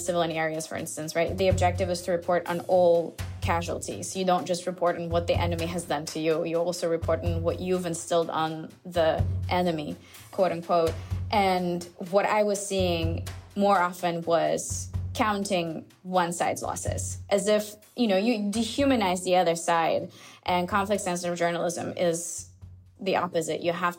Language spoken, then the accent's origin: English; Azerbaijan; now in Turkey; I am originally from Azerbaijan. I've been based in Turkey since 2010.